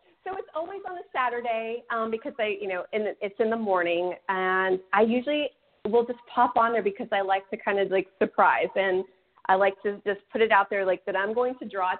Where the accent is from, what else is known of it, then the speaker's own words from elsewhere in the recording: Sacramento, California, United States; now in Texas, United States; So I currently reside in Texas. I'm originally from Northern California, from like the Sacramento area.